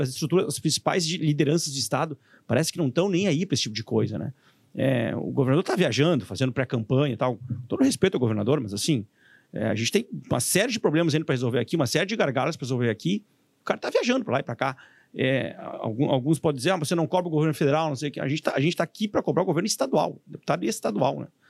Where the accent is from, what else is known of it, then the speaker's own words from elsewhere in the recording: Santa Maria, Rio Grande do Sul, Brazil; somos de Santa Maria, eu também sou de lá